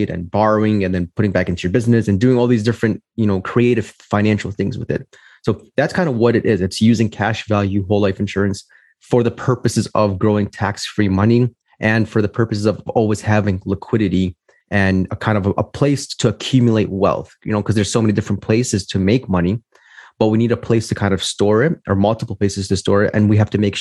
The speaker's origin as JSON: {"language": "English", "town": "Chicago", "region": "Illinois", "country": "United States", "tie": "born or raised there", "said": "I'm from Chicago, Illinois, born and raised here"}